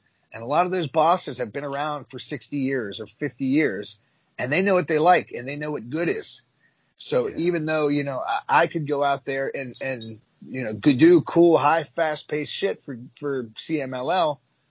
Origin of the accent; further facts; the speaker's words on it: United States; moved away; also born or lived in Mexico; I was an American.